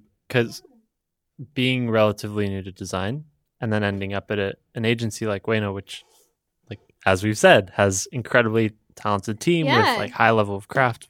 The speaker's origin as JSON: {"language": "English", "town": "Denver", "region": "Colorado", "country": "United States", "said": "I'm from Denver."}